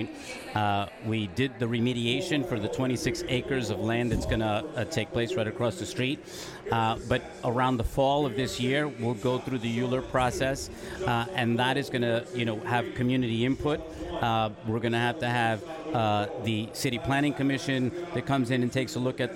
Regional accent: New York City, New York, United States; I grew up in this neighborhood right across the way playing soccer over on Field 11

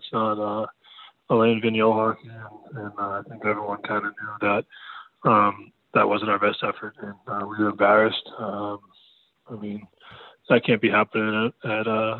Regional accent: Boston, Massachusetts, United States; now in Philadelphia, United States; my hometown of Dorchester

